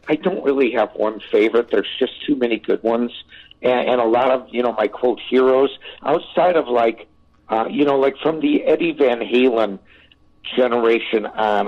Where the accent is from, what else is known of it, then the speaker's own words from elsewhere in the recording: Chicago, Illinois, United States; moved away; also born or lived in California; I'm a Chicagoan. You know, I was born in Chicago